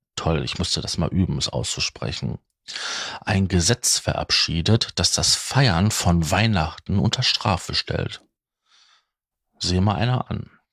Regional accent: Ruhr area, North Rhine-Westphalia, Germany; bei uns im Ruhrgebiet

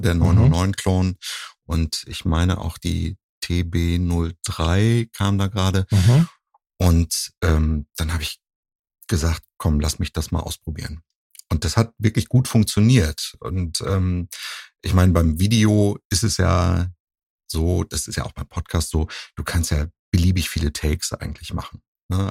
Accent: Husum, Schleswig-Holstein, Germany; now in Cologne, Germany; ich komme ja ursprünglich aus Nordfriesland, aus Husum

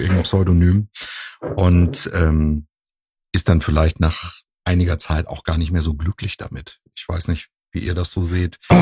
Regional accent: Husum, Schleswig-Holstein, Germany; now in Cologne, Germany; ich komme ja ursprünglich aus Nordfriesland, aus Husum.

